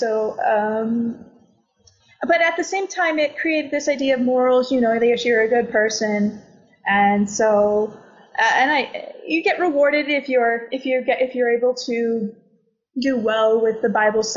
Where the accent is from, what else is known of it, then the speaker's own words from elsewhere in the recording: Canada; now in Portugal; I'm from Canada